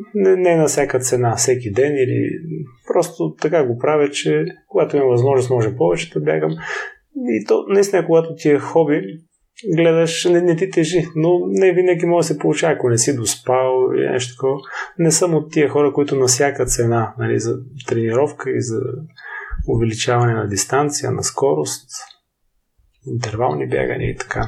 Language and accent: Bulgarian; Silistra, Silistra Province, Bulgaria; also born or lived in Varna; now in Sofia, Bulgaria; В родния ми град в Силистра